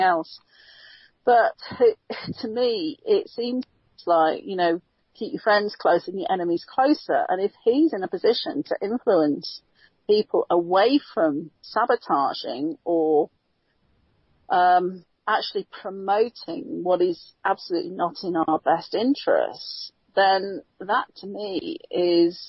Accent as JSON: {"language": "English", "country": "United Kingdom", "moved": "yes", "lives_now": "United States", "said": "being a Brit"}